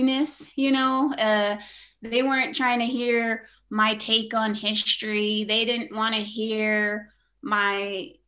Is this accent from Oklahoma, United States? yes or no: yes; Oklahoma, United States; also born or lived in Flagstaff, Arizona / Carnegie, Oklahoma / Anadarko, Oklahoma; we really planted in Oklahoma and stayed put and just stayed there. And, it was a typical Oki childhood